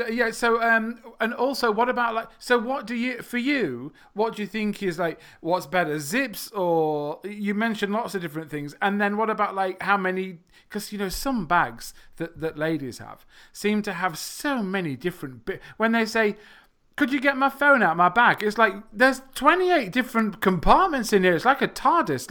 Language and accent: English; England, United Kingdom; I'm not from the United States of America. I am from England.